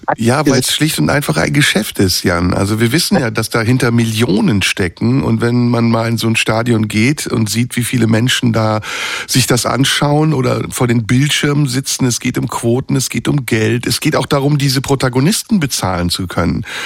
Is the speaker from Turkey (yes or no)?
yes; Istanbul, Turkey; now in Germany; in Istanbul, meiner Heimatstadt